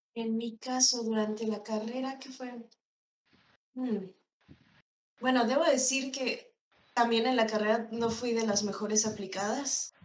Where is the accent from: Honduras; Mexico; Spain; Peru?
Mexico; State of Mexico; moved away as an adult; also born or lived in Monterrey; yo soy del Estado de México, pero pues eh, por temas de trabajo me moví a Monterrey